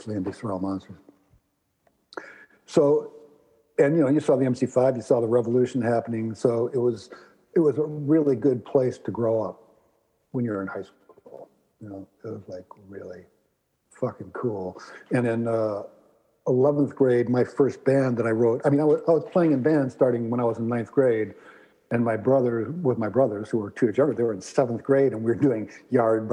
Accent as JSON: {"language": "English", "town": "Ann Arbor", "region": "Michigan", "country": "United States", "tie": "born or raised there", "moved": "as an adult", "lives_now": "Boston, United States", "said": "I grew up in Ann Arbor, Michigan."}